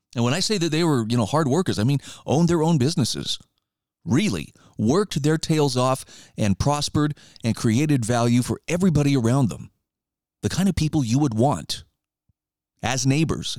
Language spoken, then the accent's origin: English; Idaho, United States; Idaho's governor, you know, my home state